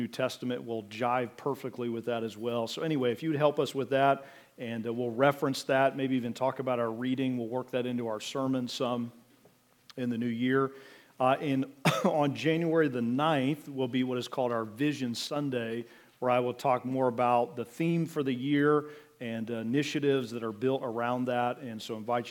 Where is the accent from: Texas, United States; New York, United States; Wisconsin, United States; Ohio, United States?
Ohio, United States; Mansfield; now in Wooster, United States; I was born here in Worcester, but grew up over in Richland County, Mansfield area, Butler, Belleville area.